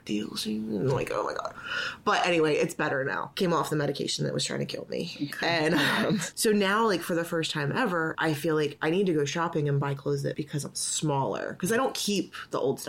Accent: Burlington, New Jersey, United States; I'm from Burlington, New Jersey

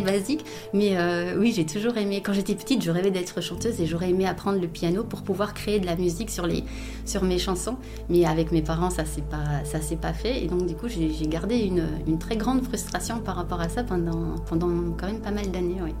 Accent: Belgium; je suis belge

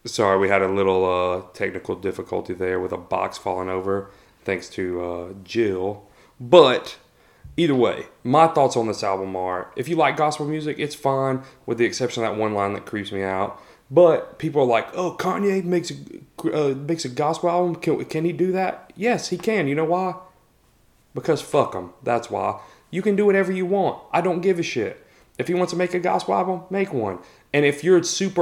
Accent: the South, United States; I grew up in the Bible Belt. I grew up in, like, Southern Baptist church

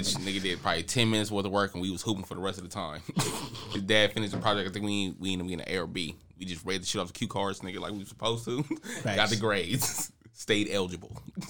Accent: Oakland, California, United States; born and raised in Oakland, California, North Oakland to be exact, Bushrod Park.

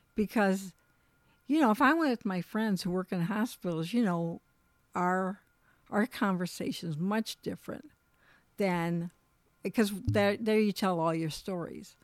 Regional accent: Michigan, United States; moved away as an adult; also born or lived in Colorado; We moved back to, we're from Michigan, but we lived in Colorado, moved back to Michigan.

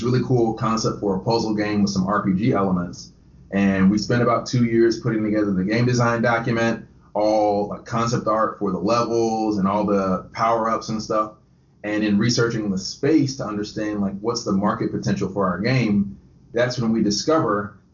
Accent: Conyers, Georgia, United States; moved away as an adult; also born or lived in Statesboro, Georgia; now in Tampa, United States; I grew up right outside of Atlanta in a city called Conyers

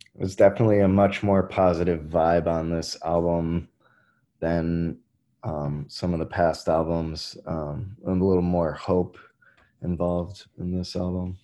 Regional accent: Illinois, United States; moved away as an adult; now in Milwaukee, United States; I grew up in Illinois

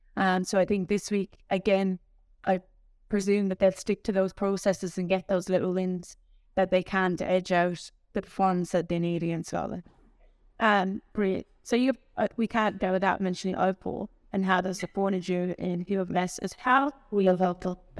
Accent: Tipperary, Munster, Ireland; I'm from Tipperary

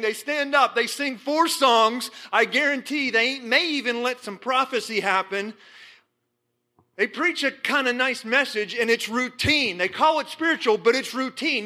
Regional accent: Johnstown, Pennsylvania, United States; I was born in Johnstown, Pennsylvania

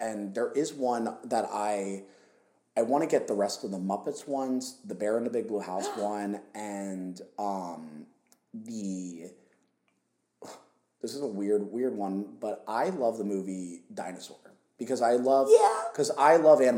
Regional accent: Philadelphia, Pennsylvania, United States; moved away; When I go back home, I'm from Philadelphia

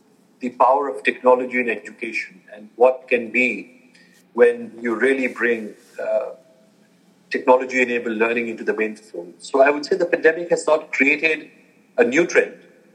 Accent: Germany; moved away as an adult; also born or lived in United States / New York; I was born and raised in Germany, 18 years there, and then went for university to the U.S.

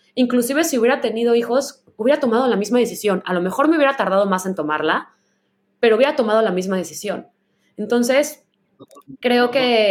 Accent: Guadalajara, Jalisco, Mexico; now in San Francisco, United States; que soy de Guadalajara y crecí ahí, que vivo en la ciudad más liberal de, las más liberales del mundo y de Estados Unidos

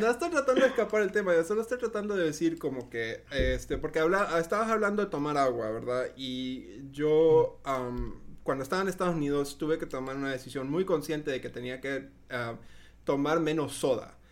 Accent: Honduras; also born or lived in United States; originalmente soy de Honduras

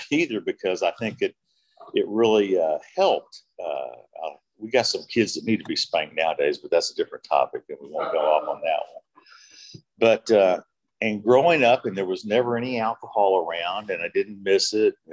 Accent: Oklahoma City, Oklahoma, United States; moved away; also born or lived in Dallas, Texas; I grew up in Oklahoma City. We later moved up to Dallas, Texas

